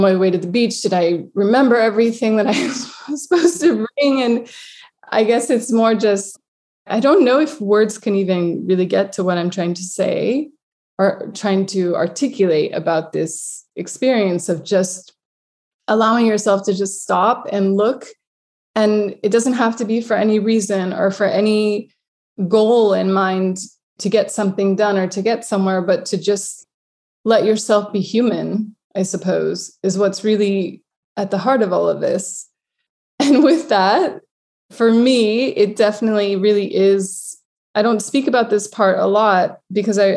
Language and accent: English; United States; now in Lisbon, Portugal; I'm coming from America